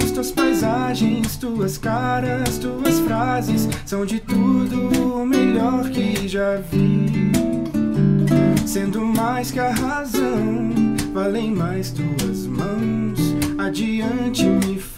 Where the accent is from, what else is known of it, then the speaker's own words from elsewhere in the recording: Fortaleza, Ceará, Brazil; now in São Paulo, Brazil; Sou de Fortaleza. Não tenho mais é. sotaque, porque já faz.